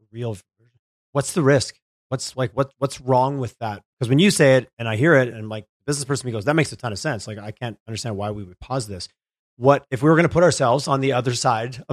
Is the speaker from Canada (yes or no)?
yes; Quebec, Canada; moved away; I grew up in Quebec